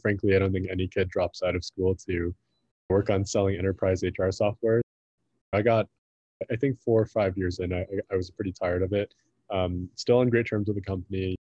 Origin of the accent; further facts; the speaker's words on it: Midwest, United States; moved away as an adult; also born or lived in San Francisco; I grew up in the Midwest